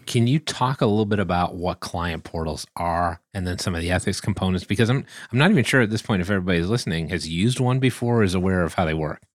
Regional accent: United States; accent: American English; my American English accent

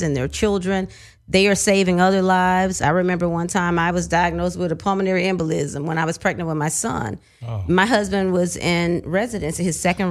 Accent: Chattanooga, Tennessee, United States; moved away as an adult; now in Atlanta, United States; I'm from Tennessee. I'm Chattanooga, Tennessee.

